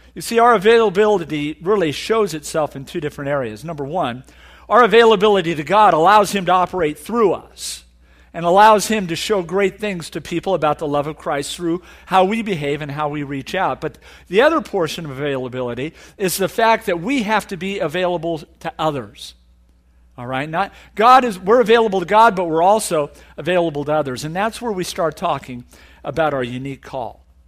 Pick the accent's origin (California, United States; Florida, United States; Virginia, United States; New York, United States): California, United States; Orange County; I'm from Orange County